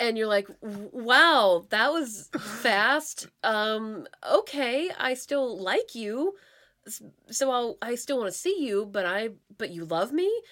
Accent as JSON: {"language": "English", "region": "Pennsylvania", "country": "United States", "tie": "born or raised there", "also_born_or_lived": "Santa Fe / Chicago / Orlando", "moved": "as an adult", "lives_now": "Seattle, United States", "said": "I grew up in Pennsylvania, then I spent four and a half-ish, five-ish years in Santa Fe, spent two years in, in Chicago, and then spent eight whopping years in Orlando"}